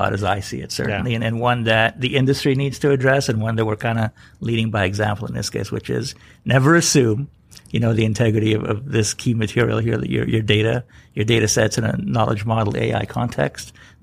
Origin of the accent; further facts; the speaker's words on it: Canada; I grew up in Canada